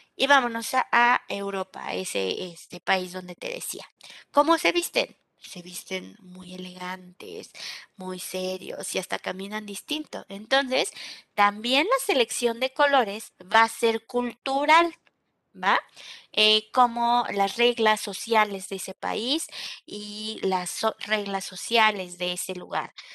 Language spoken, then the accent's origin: Spanish; Mexico; Nosotros como mexicanos